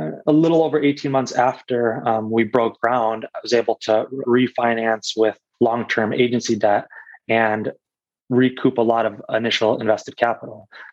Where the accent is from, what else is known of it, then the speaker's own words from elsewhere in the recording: Detroit, Michigan, United States; I grew up in Metro Detroit, so we know the area very well.